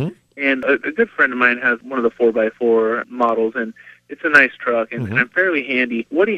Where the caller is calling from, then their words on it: Shasta Lake, California, United States; I am calling from Shasta Lake, California.